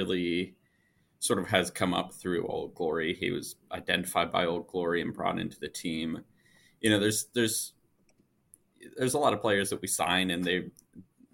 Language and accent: English; Michigan, United States; moved away; I'm from Michigan originally, and that's where my family is